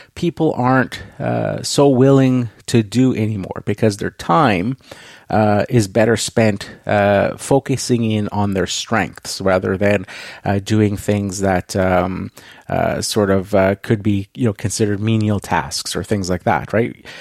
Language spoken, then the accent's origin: English; Canada; I am Canadian